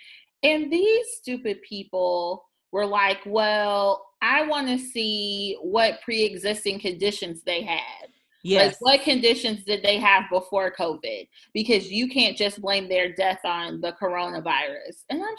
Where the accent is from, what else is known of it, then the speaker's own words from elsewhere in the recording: South Carolina, United States; moved away; my hometown in South Carolina